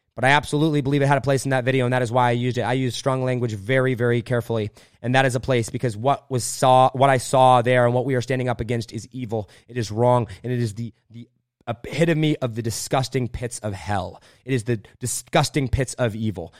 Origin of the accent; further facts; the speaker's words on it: Indiana, United States; I grew up a farmer in Indiana at eleven years old. Uh, we moved out to Indiana, my family